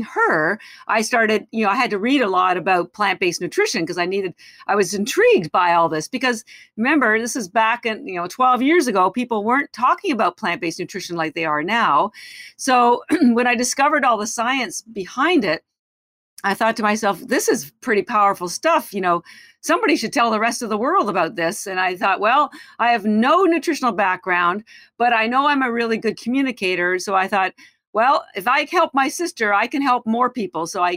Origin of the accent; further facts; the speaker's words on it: Canada; moved away as an adult; now in United States; I am Canadian. I've lived in the United States for 30 years